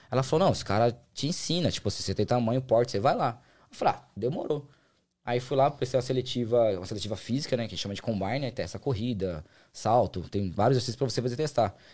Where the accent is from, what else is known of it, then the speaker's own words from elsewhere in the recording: São Bernardo do Campo, São Paulo, Brazil; moved away as an adult; also born or lived in Uberlândia; Morei lá, nasci lá até aí. Eu, fui, eu, fui, eu morei em Minas quatro anos só. Eu saí de São Paulo, eu tava com 23.